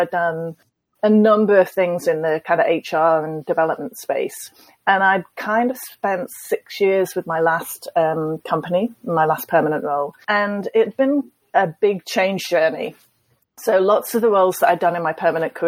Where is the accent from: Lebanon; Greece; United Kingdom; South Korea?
United Kingdom; being British